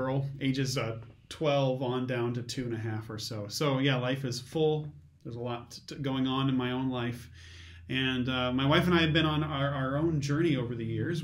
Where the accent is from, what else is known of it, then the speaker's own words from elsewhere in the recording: Metamora, United States; I grew up in Metamora and graduated from Metamora High School